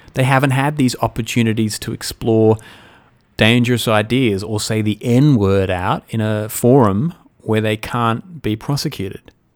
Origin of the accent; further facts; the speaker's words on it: Australia; as an Australian